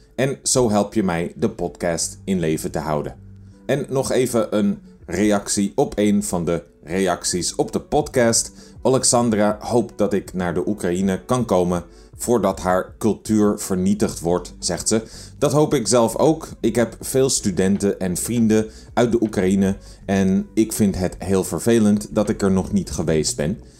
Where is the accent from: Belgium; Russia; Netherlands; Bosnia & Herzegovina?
Netherlands; between De Rijp and Wormerveer, North Holland; Zijn huis stond tussen de Rijp en Wormerveer, waar ik opgegroeid ben.